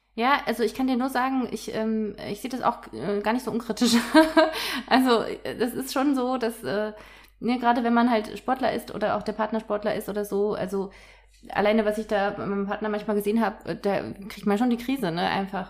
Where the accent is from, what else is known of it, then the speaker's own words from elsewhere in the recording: Cologne, North Rhine-Westphalia, Germany; Ich bin ja selbst aus Köln auch